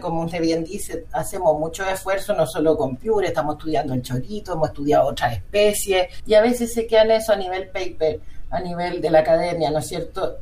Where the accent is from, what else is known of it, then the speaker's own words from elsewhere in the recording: Chile; como chilenos